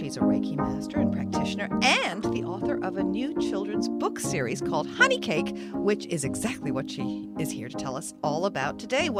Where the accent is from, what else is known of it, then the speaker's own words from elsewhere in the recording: England, United Kingdom; For me, my background, I was born in England, but I have Irish, Spanish, and Welsh.